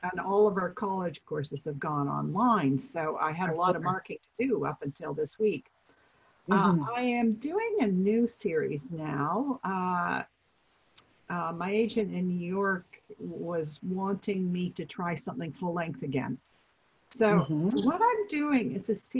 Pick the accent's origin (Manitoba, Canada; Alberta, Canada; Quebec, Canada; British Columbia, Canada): British Columbia, Canada; Vancouver; I'm from Vancouver.